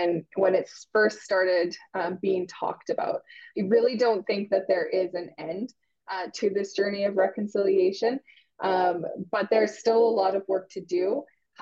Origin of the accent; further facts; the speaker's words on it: Canada; also born or lived in Huntsville, Ontario; we're Métis citizens, but we're also Canadian citizens